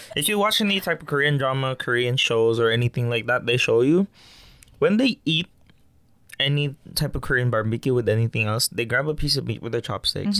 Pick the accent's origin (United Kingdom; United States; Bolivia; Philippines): Philippines; moved away; I'm Filipino and I grew up with it